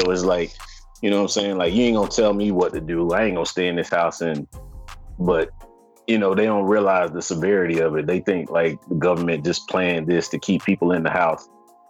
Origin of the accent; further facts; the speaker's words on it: Atlanta, Georgia, United States; moved away; in Atlanta, my hometown